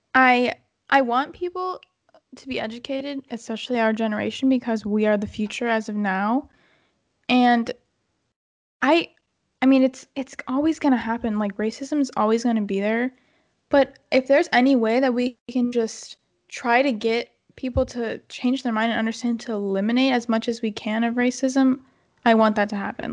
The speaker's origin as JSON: {"language": "English", "country": "United States", "tie": "born or raised there", "said": "We're born in America."}